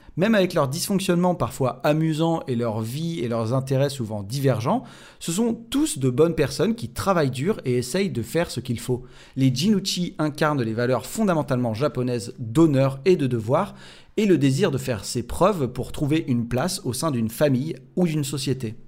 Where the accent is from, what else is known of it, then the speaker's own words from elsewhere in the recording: France; chez nous en France